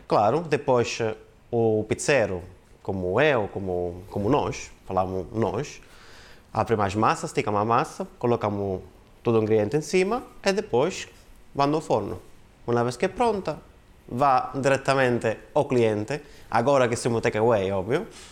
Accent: Calabria, Italy; Portuguese is a second language; moved away as an adult; also born or lived in Milan / Australia; now in Portugal; eu sou da Calabria.

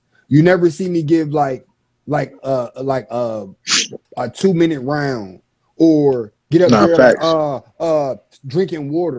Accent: Virginia, United States; Like, I'm from Virginia.

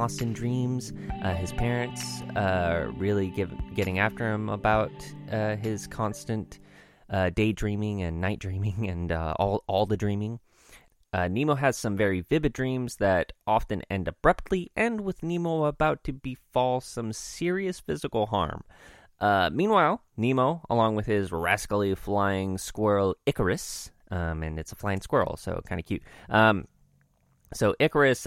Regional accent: Oregon, United States; I've been born and raised in Oregon

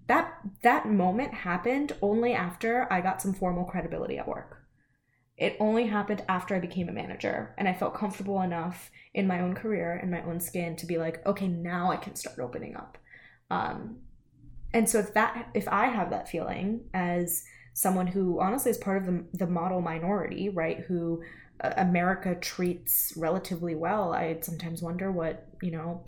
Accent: United States; I was educated in the United States, I was born in the United States, I don't have an accent

